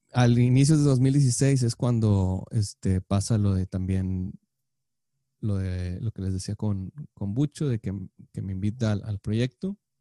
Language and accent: Spanish; Monterrey, Nuevo León, Mexico; creciendo en Monterrey